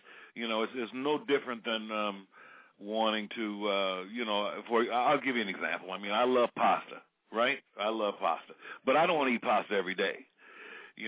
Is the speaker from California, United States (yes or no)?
yes; San Francisco Bay Area, California, United States; growing up in the San Francisco Bay Area